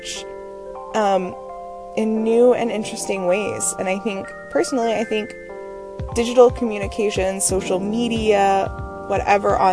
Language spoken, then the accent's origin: English; Maryland, United States; also born or lived in Pittsburgh, Pennsylvania; now in Connecticut, United States; I'm originally from Maryland